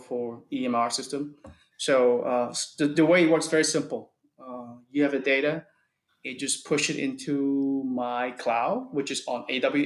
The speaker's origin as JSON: {"language": "English", "country": "United States", "said": "I'm American"}